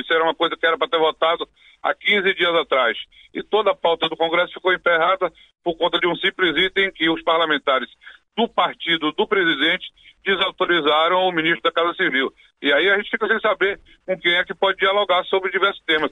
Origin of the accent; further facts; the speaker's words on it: Bahia, Brazil; Aqui na Bahia, por exemplo, eu sou da Bahia